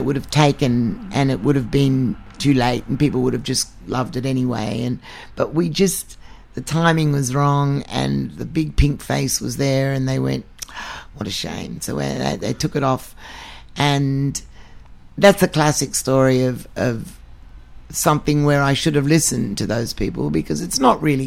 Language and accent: English; Australia; I come from Australia. I'm a white Australian Hungarian Jew